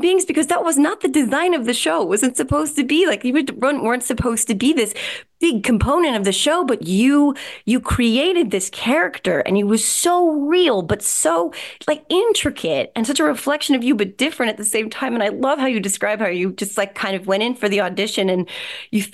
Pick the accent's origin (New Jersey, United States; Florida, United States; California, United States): New Jersey, United States; Whippany; In Morris County, New Jersey, Whippany, New Jersey.